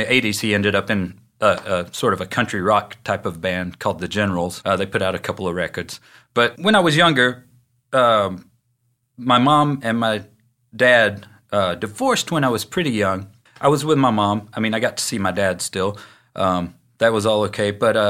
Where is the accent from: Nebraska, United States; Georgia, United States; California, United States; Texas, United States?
Georgia, United States; Dalton; now in Chattanooga, United States; I grew up in Dalton, Georgia, which is about a half hour down the road. And I grew up there. I was born in 71